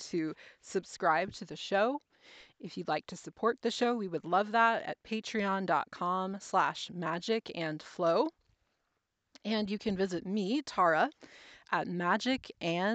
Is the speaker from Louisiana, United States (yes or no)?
no; New Jersey, United States; now in Oregon, United States; We grew up in New Jersey.